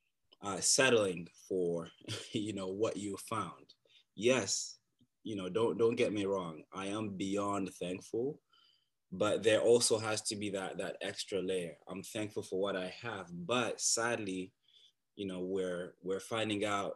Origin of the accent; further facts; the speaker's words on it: Bukavu, South Kivu, DR Congo; also born or lived in Uganda; now in Canada; I was born in a small and beautiful city called Bukavu in the Democratic Republic of Congo.